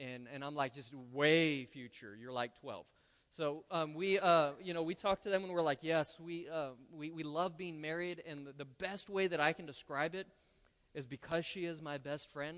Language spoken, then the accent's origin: English; Roswell, New Mexico, United States; moved away as an adult; now in Lubbock, United States; I was born and raised in Roswell